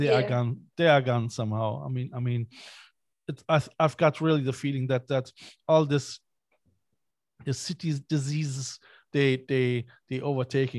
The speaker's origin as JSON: {"language": "English", "town": "Cologne", "region": "North Rhine-Westphalia", "country": "Germany", "moved": "yes", "lives_now": "Ireland", "said": "I am from Cologne, from Germany."}